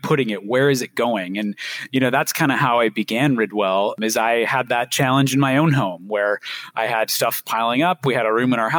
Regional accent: Seattle, Washington, United States; I grew up in the Seattle area

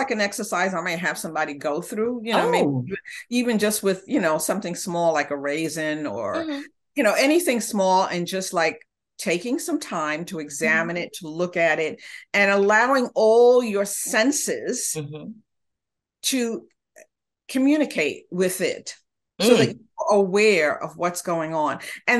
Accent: Honduras

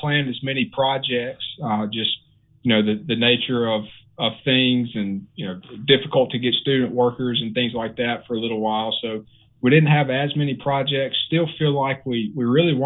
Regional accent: Grenada, Mississippi, United States; moved away; I'm originally from a small town in Mississippi called Grenada

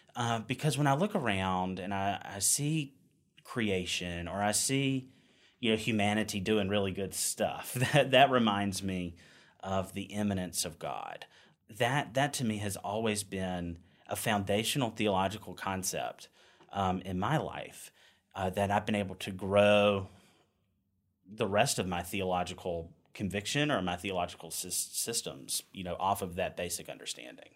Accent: Wilson, North Carolina, United States; moved away as an adult; now in Richmond, United States; I grew up in Eastern North Carolina

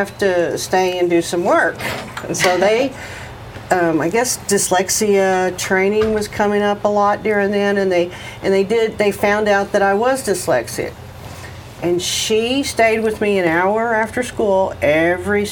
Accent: Texas, United States; moved away as an adult; also born or lived in Florida; now in Dallas, United States; I moved here from Florida, but I was raised in Texas

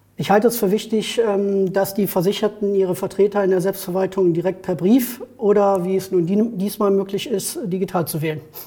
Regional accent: Neuss, North Rhine-Westphalia, Germany; Ich bin geboren in Neuss und wohne auch in Neuss

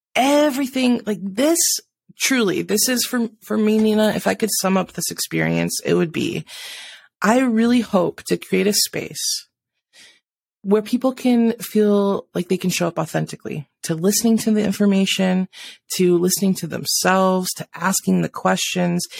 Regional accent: South Dakota, United States; moved away; also born or lived in Washington; I grew up in South Dakota, spent half my life out in Washington, uh, and just came back a couple years ago

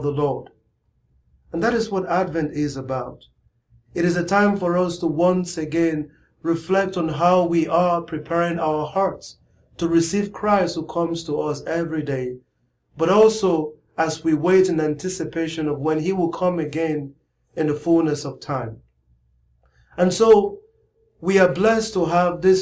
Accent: Nigeria; growing up in Nigeria, in my parish

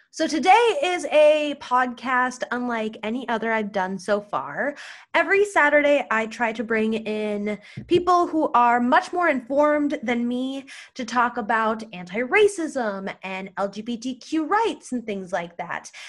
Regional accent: United States; first language English; I'm white, I'm a U S citizen, English is my first language

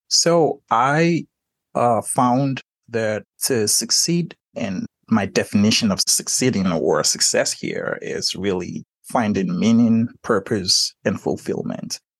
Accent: Nigeria; moved away; I was born and raised in Nigeria.

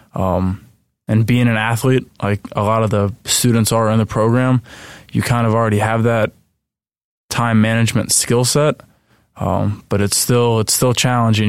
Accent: Flemington, New Jersey, United States; moved away as an adult; also born or lived in central Pennsylvania; I'm originally from Flemington, New Jersey

